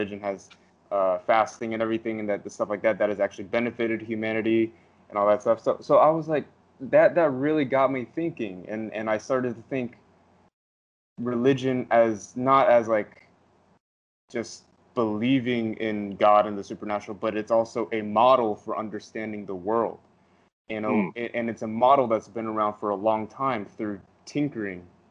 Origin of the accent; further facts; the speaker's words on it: United States; I'm American